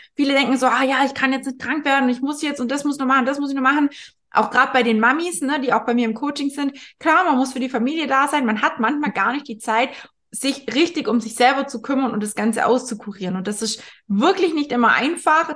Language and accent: German; area around Bad Wörishofen, Bavaria, Germany; moved away; ich komme ja da aus der Ecke